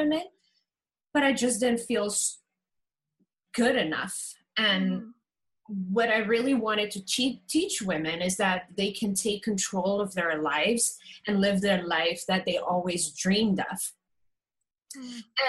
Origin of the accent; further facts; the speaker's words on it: Curaçao; I am from Curacao.